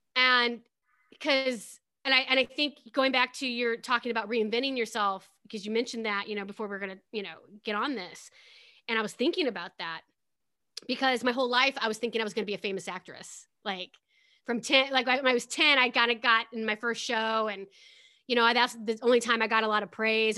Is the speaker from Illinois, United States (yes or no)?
yes; Pekin, Illinois, United States; I grew up in a town called Pekin, Illinois.